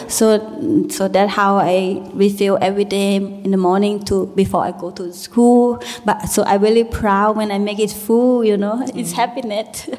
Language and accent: English; Thailand; English is a second language; moved away; also born or lived in Berlin; the way how I grow up, you know, live with a uh, little small village in Thailand.